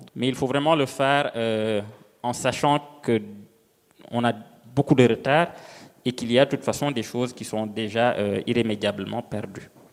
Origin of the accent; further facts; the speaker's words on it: Senegal; moved away; je viens du Sénégal, euh, d'un petit village où je retourne assez souvent